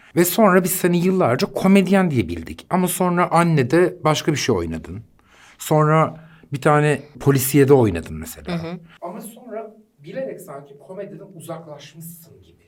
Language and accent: Turkish; Düzce, Turkey; Ben de Düzceliyim